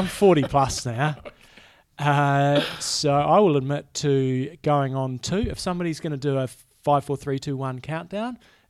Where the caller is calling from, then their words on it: Wisconsin, United States; I'm in Wisconsin.